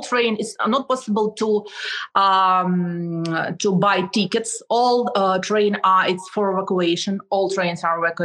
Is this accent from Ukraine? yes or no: yes; Ukraine; English is a second language; I'm a citizen of Ukraine. I was born in Ukraine in the times of Soviet Union, 85